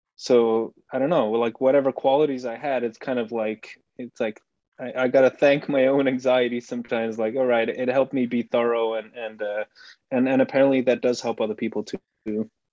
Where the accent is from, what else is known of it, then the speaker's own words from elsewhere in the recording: Belgium; first language Dutch; English is a second language; moved away as an adult; I, grew up in Belgium. I lived there more or less until 2014